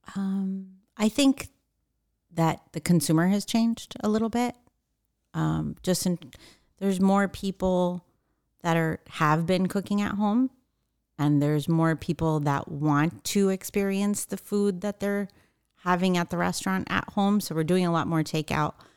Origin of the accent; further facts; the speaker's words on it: East Coast, United States; moved away as an adult; also born or lived in New York / Washington, D.C. / Northern California; now in Orange County, United States; I grew up on the East Coast.